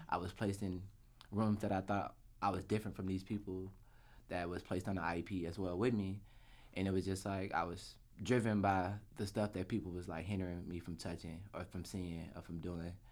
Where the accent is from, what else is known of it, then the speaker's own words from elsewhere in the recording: Atlanta, Georgia, United States; I'm from Atlanta, Georgia. Born and raised.